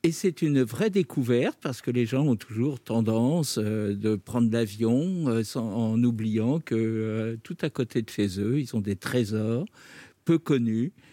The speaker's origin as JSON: {"language": "French", "region": "Brittany", "country": "France", "said": "je suis breton"}